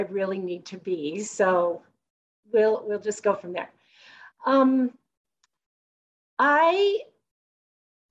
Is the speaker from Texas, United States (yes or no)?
no; Salt Lake City, Utah, United States; I was born in Salt Lake City and I grew up in Utah.